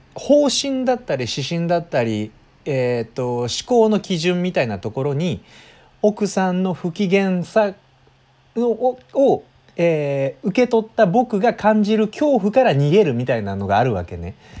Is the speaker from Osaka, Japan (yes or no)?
no; Wakayama, Japan; now in Kanagawa, Japan; 関西の実家の方に戻ってきています。で僕の実家のね和歌山県には1週間滞在して